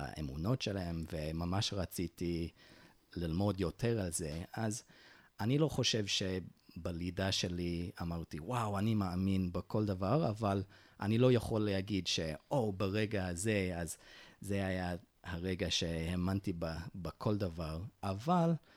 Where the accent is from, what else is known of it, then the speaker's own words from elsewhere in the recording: Utah, United States; Hebrew is a second language; moved away; הם הגיעו ליוטה, וביוטה נולדתי, נולדתי כמורמוני, וכן, גדלתי בדת של ההורים שלי